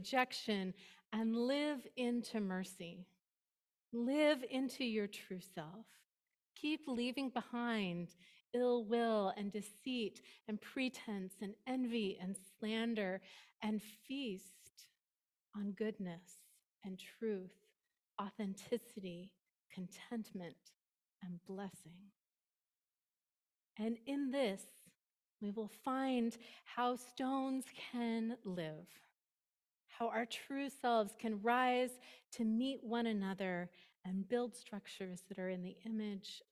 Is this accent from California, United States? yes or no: yes; East Bay, California, United States; moved away as an adult; also born or lived in Bend, Oregon; now in San Francisco Peninsula, United States; I was from the East Bay